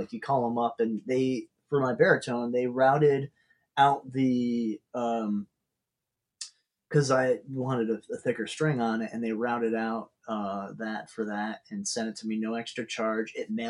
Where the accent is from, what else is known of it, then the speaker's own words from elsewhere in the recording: Rochester, New York, United States; moved away as an adult; also born or lived in Buffalo, New York; now in Philadelphia, United States; So I grew up outside Rochester, and I went to school outside Buffalo, so that's bad. Long time in small college towns